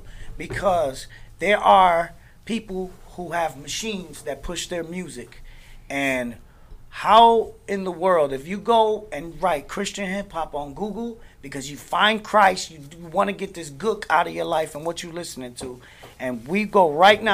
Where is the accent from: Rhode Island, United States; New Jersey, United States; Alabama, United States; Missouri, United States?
New Jersey, United States; Newark; now in Orlando, United States; I'm from Newark, New Jersey, currently out in Orlando.